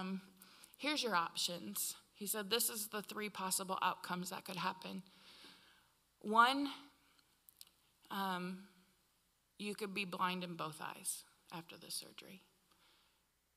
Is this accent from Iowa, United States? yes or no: yes; Iowa, United States; moved away; I'm from Iowa